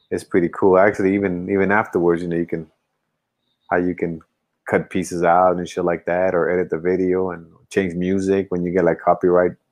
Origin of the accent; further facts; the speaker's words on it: United States; because obviously you know being American we, we, we do get caught up